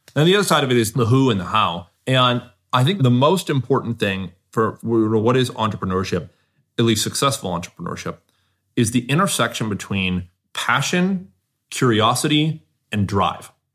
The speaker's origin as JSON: {"language": "English", "region": "Southern California", "country": "United States", "tie": "born or raised there", "said": "I grew up in Southern California"}